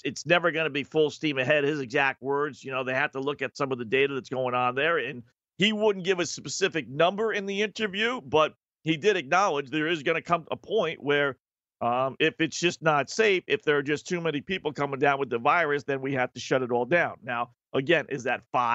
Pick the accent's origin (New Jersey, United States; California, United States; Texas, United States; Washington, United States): New Jersey, United States; I grew up in Jersey